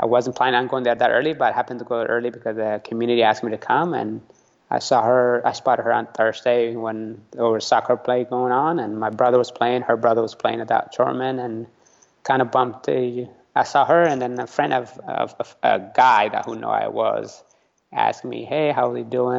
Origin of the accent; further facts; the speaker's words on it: San Diego, California, United States; first language Tigrinya; English is a second language; also born or lived in Eritrea / Italy; I grew up in San Diego